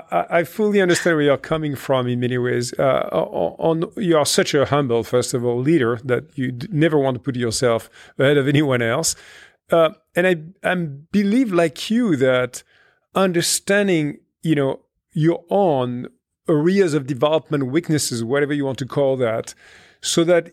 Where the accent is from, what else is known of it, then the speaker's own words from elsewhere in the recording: France; in my home country in France